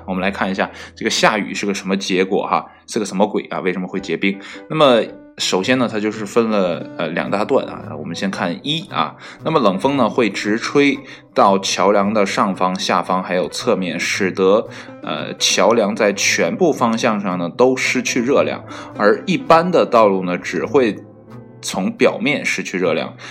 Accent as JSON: {"language": "Chinese", "region": "Northeast China", "country": "China", "said": "作为一个东北人"}